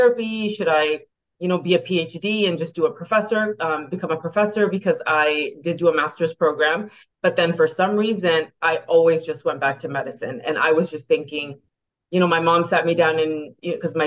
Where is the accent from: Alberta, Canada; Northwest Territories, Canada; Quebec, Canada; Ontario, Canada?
Ontario, Canada; Toronto; also born or lived in Brampton, Ontario / Pennsylvania, United States / Buffalo, United States; born and raised in Etobicoke, and parents eventually moved over to Brampton